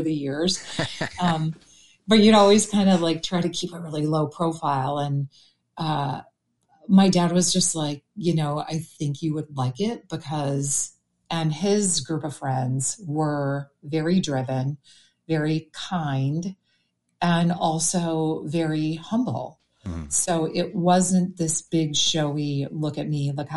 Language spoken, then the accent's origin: English; Green Bay, Wisconsin, United States; I grew up in Green Bay, Wisconsin